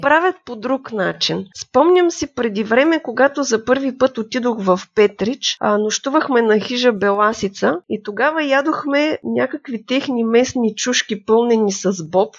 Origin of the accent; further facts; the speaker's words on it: Gorna Oryahovitsa, Veliko Tarnovo Province, Bulgaria; Израснала съм в Горна Оряховица